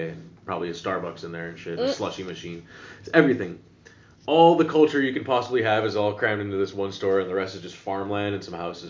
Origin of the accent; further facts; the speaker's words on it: Illinois, United States; now in Amsterdam, Netherlands; Never saw any of that stuff in Illinois, where I come from, like in the suburbs and shit.